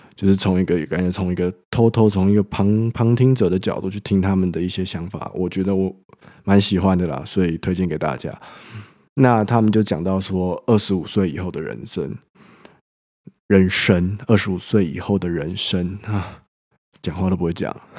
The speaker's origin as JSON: {"language": "Chinese", "town": "Taipei", "country": "Taiwan", "tie": "born or raised there", "moved": "as an adult", "lives_now": "France", "said": "我本身就是台北长大的人"}